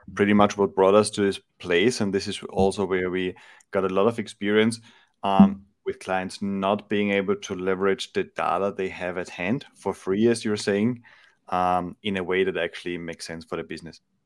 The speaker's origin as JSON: {"language": "English", "country": "Austria", "moved": "yes", "lives_now": "Madrid, Spain", "said": "I'm originally from Austria, uh, in Europe. uh, based in Madrid in Spain."}